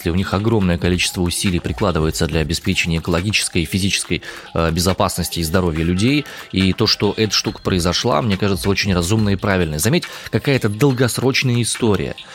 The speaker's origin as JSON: {"language": "Russian", "town": "Omsk", "region": "Omsk Oblast", "country": "Russia", "said": "я из Омска."}